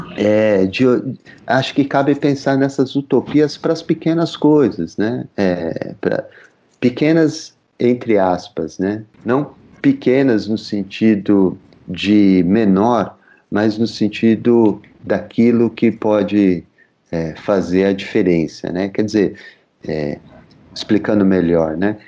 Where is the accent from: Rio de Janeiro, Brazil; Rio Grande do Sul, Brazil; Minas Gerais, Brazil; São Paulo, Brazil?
São Paulo, Brazil; eu sou da Zona Leste de São Paulo